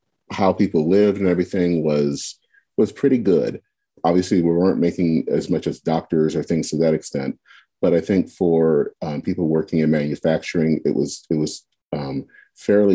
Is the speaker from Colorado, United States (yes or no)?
no; Flint, Michigan, United States; I was born and raised in Flint.